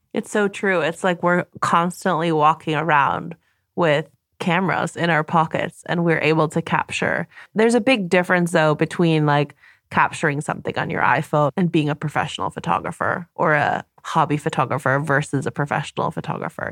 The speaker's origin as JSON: {"language": "English", "country": "Canada", "moved": "yes", "lives_now": "Germany"}